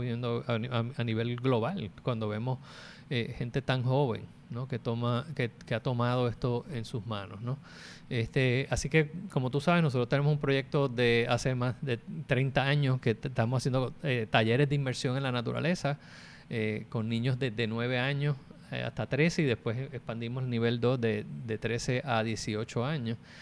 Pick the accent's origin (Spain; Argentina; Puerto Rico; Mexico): Puerto Rico